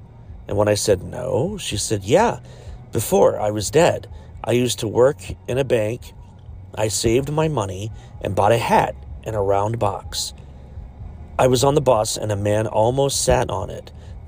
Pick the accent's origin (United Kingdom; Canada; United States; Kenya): United Kingdom; born there; Now, I was born in the United Kingdom in 1996.